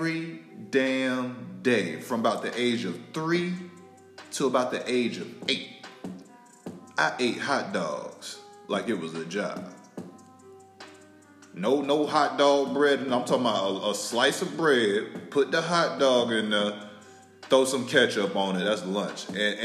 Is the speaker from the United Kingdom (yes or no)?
no; Tallahassee, Florida, United States; I'm from North Florida, family. Don't get my Florida mixed up with Miami.